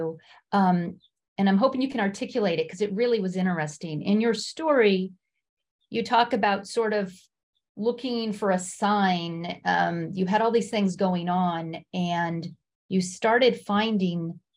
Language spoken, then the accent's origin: English; the Bay Area, California, United States; now in East Coast, United States; I'm from the Bay Area